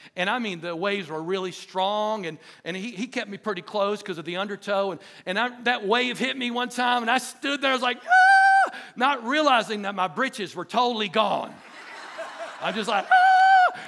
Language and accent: English; Dothan, Alabama, United States; I grew up in Dothan, Alabama